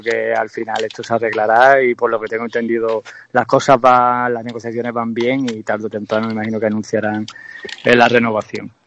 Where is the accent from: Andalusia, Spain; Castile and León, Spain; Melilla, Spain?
Andalusia, Spain; Jerez de la Frontera; yo soy jerezano, estoy aquí en mi tierra